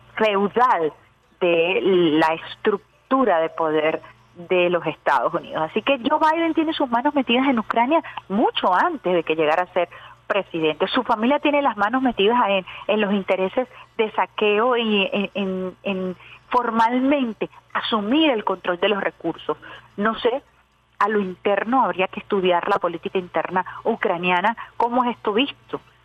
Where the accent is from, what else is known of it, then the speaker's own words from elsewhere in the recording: Venezuela; estamos viviendo los venezolanos en carne propia